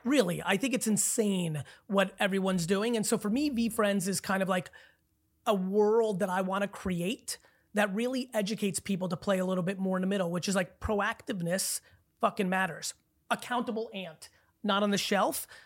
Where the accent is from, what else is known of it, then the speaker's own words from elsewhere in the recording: New Jersey, United States; also born or lived in Belarus; growing up in Jersey in the eighties